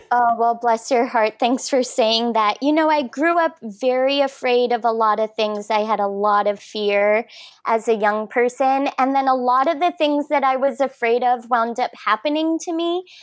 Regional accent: Michigan, United States; also born or lived in Minnesota; now in Cardiff-by-the-Sea, United States; I was originally born and raised in Michigan

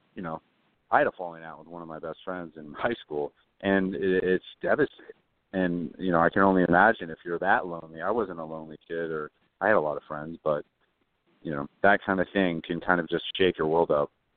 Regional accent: Los Angeles, California, United States; I'm from Los Angeles

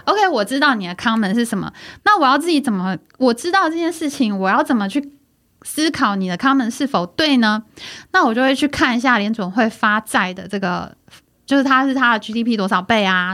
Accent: Taiwan; OK，我是台湾人嗯，我不是中国人

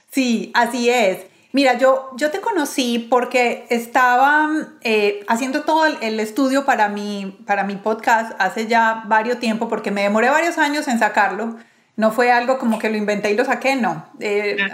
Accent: Medellín, Antioquia, Colombia; Yo soy de Medellín

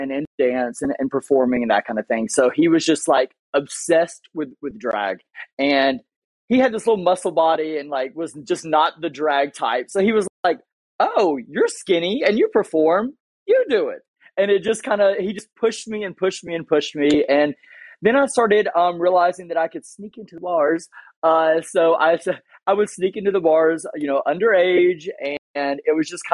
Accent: Atlanta, Georgia, United States; also born or lived in Los Angeles; I'm from Atlanta.

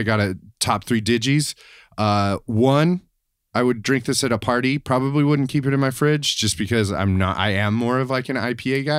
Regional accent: Tennessee, United States; growing up where I grew up in Tennessee was really close to where Dolly Parton grew up

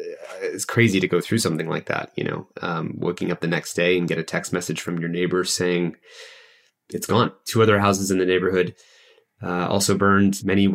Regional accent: Santa Rosa, California, United States; I actually moved into my family home that I grew up in Santa Rosa, which is in Sonoma County.

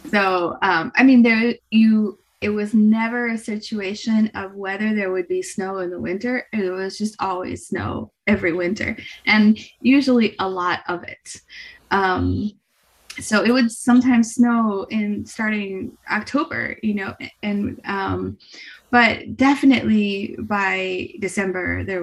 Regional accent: Minnesota, United States; So when I was a little girl, uh, I grew up in Minnesota.

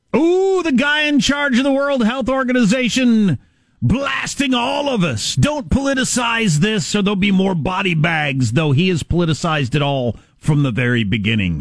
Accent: Wisconsin, United States; One, it's my home state. Two, it's one of my home states.

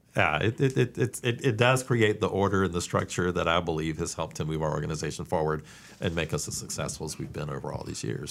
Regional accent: Eastern North Carolina, United States; also born or lived in Washington, D.C. / Atlanta; now in Winston-Salem, United States; I grew up in Eastern North Carolina

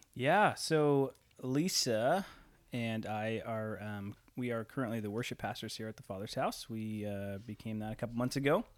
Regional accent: Elgin, Illinois, United States; also born or lived in Toronto; now in Orville; I grew up in Elgin, Illinois

